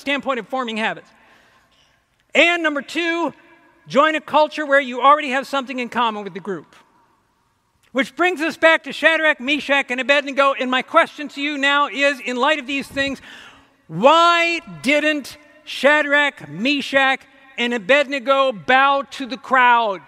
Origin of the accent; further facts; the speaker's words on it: Ohio, United States; now in Michigan, United States; I grew up in Ohio. I'm an Ohio boy